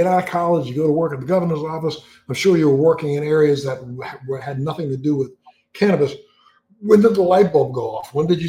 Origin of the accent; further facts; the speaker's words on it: East Coast, United States; I grew up on the East Coast